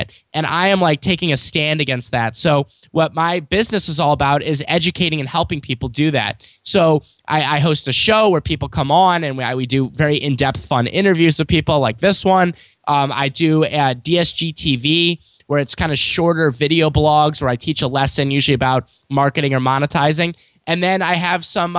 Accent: St. Louis, Missouri, United States; I'm from St. Louis, Missouri. I'm born and raised here.

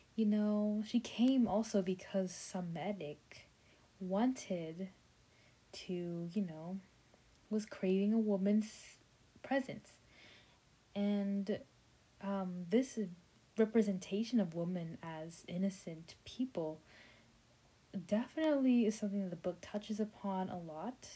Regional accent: United States; I'm an American, I mean, I'm a Vietnamese American

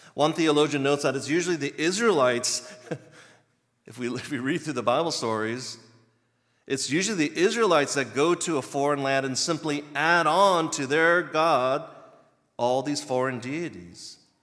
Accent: Virginia, United States; moved away as an adult; now in Chicago, United States; I'm from the East Coast in Virginia, and we had four exact seasons, like clockwork

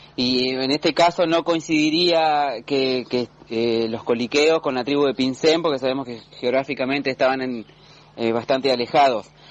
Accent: Pasteur, Buenos Aires, Argentina; now in Necochea, Argentina; vivo en la ciudad de Necochea, eh, nací en Lincoln, eh, provincia de Buenos Aires, precisamente en Pasteur

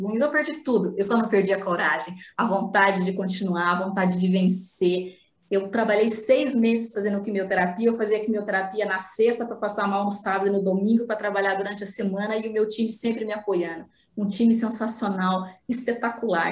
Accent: Paraná, Brazil; also born or lived in Ibiporã / Londrina; eu morava numa cidade chamada Ibiporã, porque eu sou do Paraná

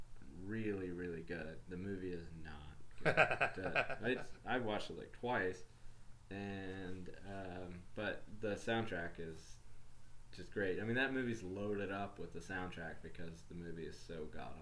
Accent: the South, United States; I think it's like something growing up in the South that makes you kind of like have to love Ernest.

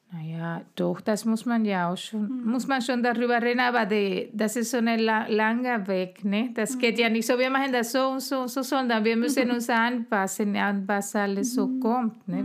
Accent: Guatemala; first language Spanish; German is a second language; moved away as an adult; now in Germany; von meinem Land oder mein, meine Heimat

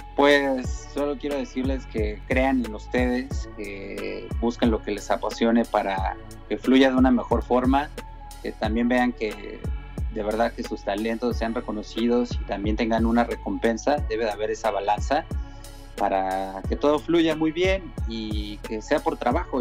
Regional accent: Tijuana, Baja California, Mexico; moved away; yo soy de Tijuana

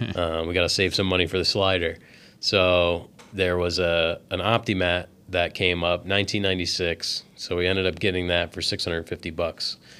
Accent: New Jersey, United States; we're from New Jersey, and we live right on the coast

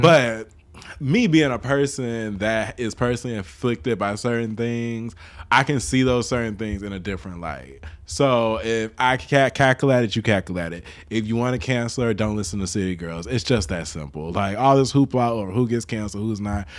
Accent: Chicago, Illinois, United States; I grew up in Chicago

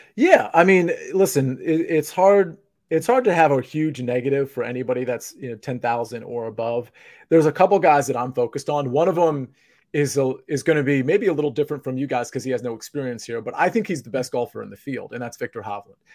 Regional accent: Northern Virginia, United States; now in Miami, United States; Now, I live in Miami, but I'm not like from Miami. I'm from Northern Virginia.

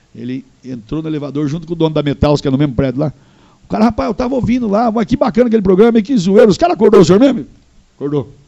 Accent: Londrina, Paraná, Brazil; born or raised there; also born or lived in Rolândia, Paraná

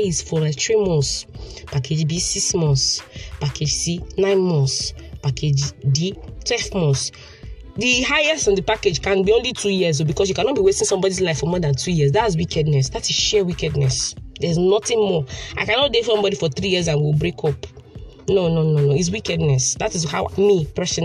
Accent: Port Harcourt, Rivers State, Nigeria; I'm a PH girl, born and bred in the city of Port Harcourt, River State

